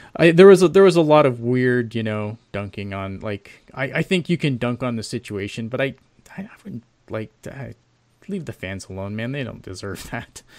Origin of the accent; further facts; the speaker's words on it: Canada; also born or lived in Ontario; I'm Canadian